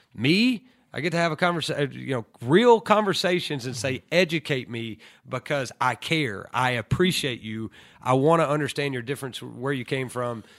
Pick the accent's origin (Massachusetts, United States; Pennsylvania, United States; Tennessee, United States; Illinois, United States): Tennessee, United States; Lookout Mountain; also born or lived in Ooltewah, Tennessee; I'm from Lookout Mountain of Tennessee